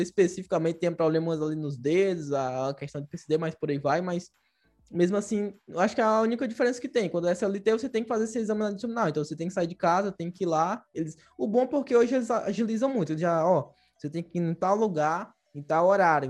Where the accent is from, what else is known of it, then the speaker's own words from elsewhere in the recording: Fortaleza, Ceará, Brazil; moved away; Eu também, eu sou lá de Fortaleza, Ceará.